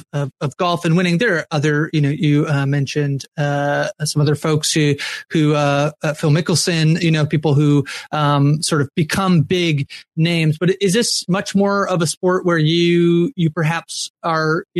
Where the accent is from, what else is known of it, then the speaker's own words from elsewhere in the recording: Canada; As a Canadian